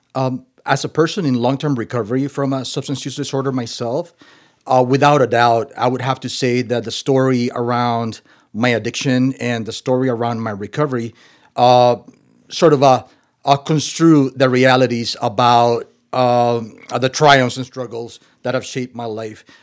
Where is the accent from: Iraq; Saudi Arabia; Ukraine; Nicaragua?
Nicaragua; moved away; also born or lived in Costa Rica / Minnesota; I was born in the Central American country of Nicaragua